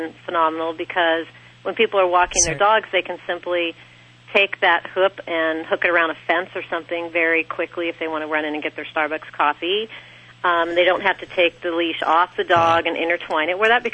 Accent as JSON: {"language": "English", "town": "Sierra Madre", "region": "California", "country": "United States", "said": "I'm originally from Sierra Madre. We're near Pasadena"}